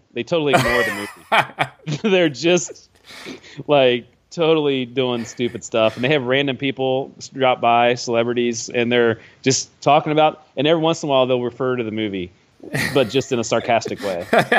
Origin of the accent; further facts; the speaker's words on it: Ohio, United States; I grew up in Ohio